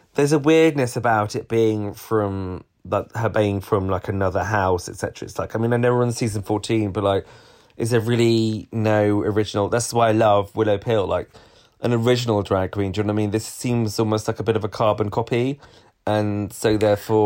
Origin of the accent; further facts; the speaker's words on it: United Kingdom; also born or lived in London; us Brits